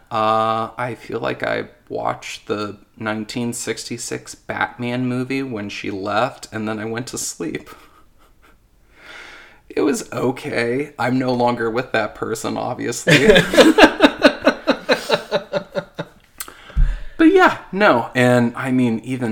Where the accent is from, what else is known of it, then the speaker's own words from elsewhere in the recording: Anderson, Indiana, United States; I'm from Anderson